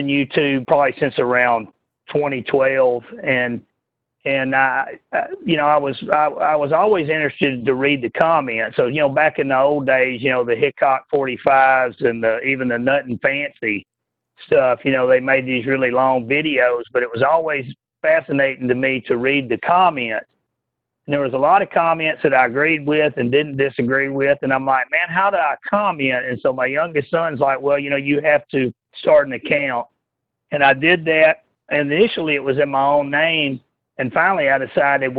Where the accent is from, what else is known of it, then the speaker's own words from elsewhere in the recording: Texas, United States; growing up in Texas